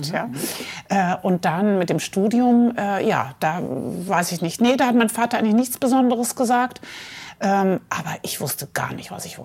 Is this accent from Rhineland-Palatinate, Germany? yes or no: yes; Mainz, Rhineland-Palatinate, Germany; born there; Ja, ich bin geboren in Mainz am Rhein, mhm. äh, die Stadt, äh, wo Gutenberg herkommt.